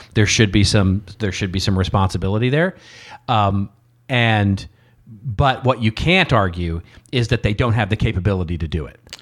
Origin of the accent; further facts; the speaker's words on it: Texas, United States; growing up in Texas, you know, uh, uh, let's put it this way. Your Texas history class in elementary school was as important as U S history